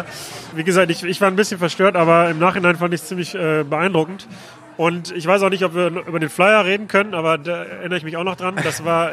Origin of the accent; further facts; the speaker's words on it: Mülheim an der Ruhr, North Rhine-Westphalia, Germany; in Mülheim, ähm, meiner Heimatstadt